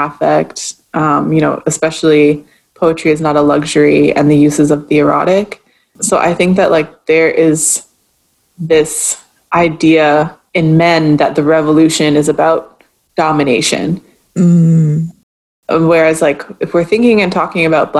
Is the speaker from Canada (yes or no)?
yes; Canada; also born or lived in Martinique; as a Canadian